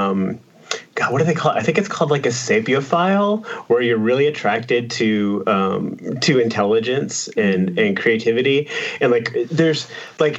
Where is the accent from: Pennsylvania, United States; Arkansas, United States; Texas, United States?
Texas, United States; I'm from Texas